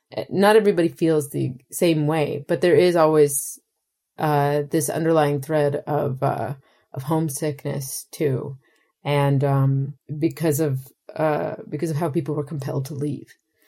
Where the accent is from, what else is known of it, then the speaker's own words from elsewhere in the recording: Maritime provinces, Canada; I am from the Maritime Provinces of Canada, for your listeners, which is a place that has been exporting labor for multiple generations.